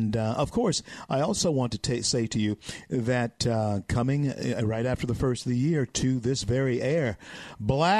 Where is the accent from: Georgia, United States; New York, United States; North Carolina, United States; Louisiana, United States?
Louisiana, United States; moved away as an adult; still in my home state of Louisiana